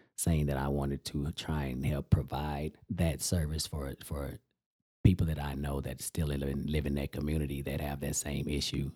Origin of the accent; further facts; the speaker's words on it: Amarillo, Texas, United States; my hometown